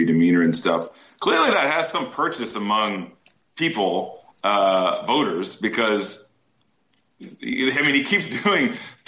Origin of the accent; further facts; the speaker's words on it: Midwest, United States; I'm from the Midwest